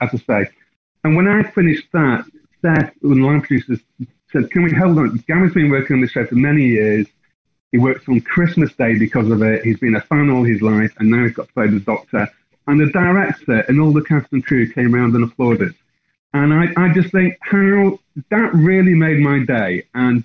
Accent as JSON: {"language": "English", "town": "Blackpool", "region": "North West England", "country": "United Kingdom", "tie": "born or raised there", "said": "I'm from Blackpool"}